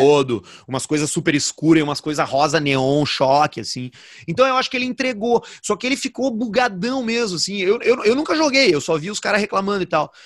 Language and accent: Portuguese; Porto Alegre, Rio Grande do Sul, Brazil; also born or lived in Caxias do Sul; quando eu era moleque, aqui em Porto Alegre